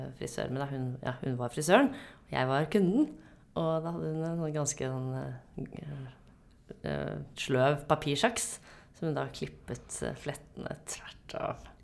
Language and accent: Norwegian; Lysaker, Akershus, Norway; jeg vokste opp på Lysaker, så dette var inne i Oslo sentrum